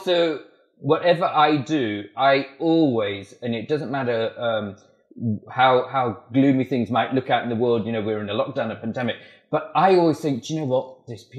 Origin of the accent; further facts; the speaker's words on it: Malawi; born there; also born or lived in Swaziland / Botswana; I was born in Malawi. I lived in Swaziland and Botswana.